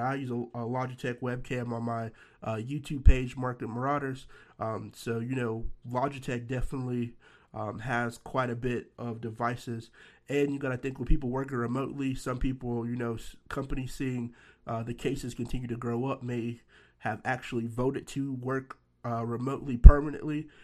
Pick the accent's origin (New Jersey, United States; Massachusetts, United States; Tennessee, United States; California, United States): Tennessee, United States; Nashville; my hometown, Nashville, Tennessee